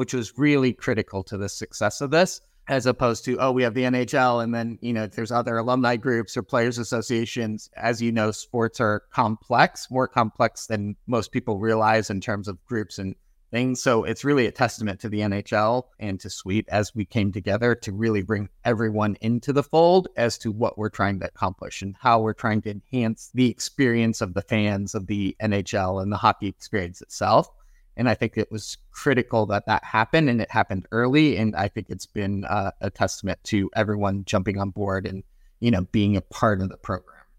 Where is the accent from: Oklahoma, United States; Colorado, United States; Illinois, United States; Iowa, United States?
Illinois, United States; Chicago; also born or lived in Wisconsin; now in California, United States; I grew up in Chicago